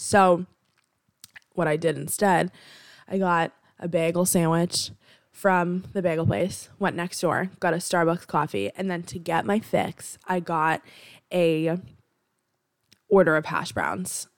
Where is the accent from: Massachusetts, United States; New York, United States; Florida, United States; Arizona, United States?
Massachusetts, United States; Boston; I'm from Boston. I'm located in the Boston area